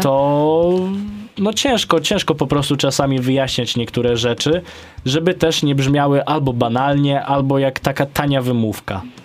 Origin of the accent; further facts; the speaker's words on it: Podlaskie Voivodeship, Poland; jestem z Podlasia